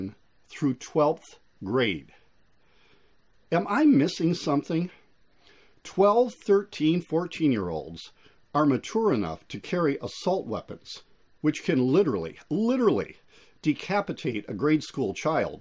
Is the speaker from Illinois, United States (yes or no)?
yes; Illinois, United States; I'm from Illinois